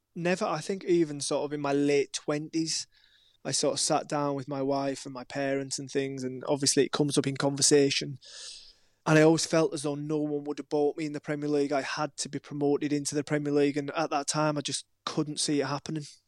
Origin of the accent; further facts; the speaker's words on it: Maryport, North West England, United Kingdom; moved away as an adult; also born or lived in Wilmington, North Carolina / Brighton; my hometown of Maryport